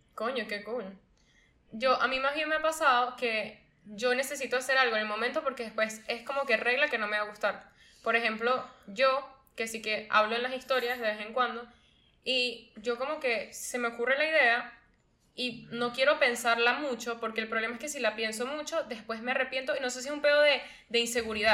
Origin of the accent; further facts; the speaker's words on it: Venezuela; yo soy venezolano